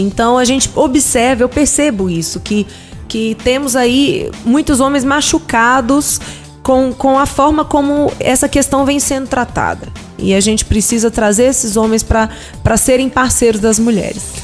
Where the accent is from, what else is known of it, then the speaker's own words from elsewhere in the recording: Ceilândia, Federal District, Brazil; eu cresci na Ceilândia